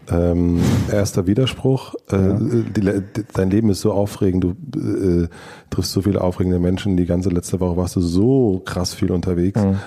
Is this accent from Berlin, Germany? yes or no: yes; Berlin, Germany; weil wir sind ja beide Deutsche, wir sind beide aus Berlin